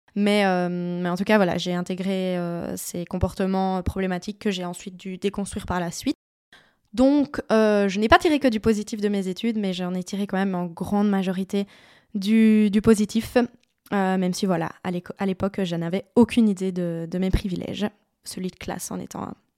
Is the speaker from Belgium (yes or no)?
yes; Liège, Wallonia, Belgium; Moi, je suis liégeoise de base, donc je viens de par là